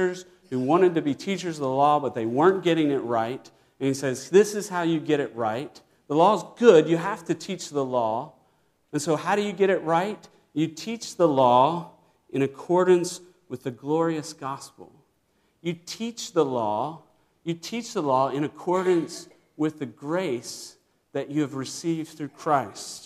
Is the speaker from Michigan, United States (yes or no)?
no; Virginia, United States; I grew up in Virginia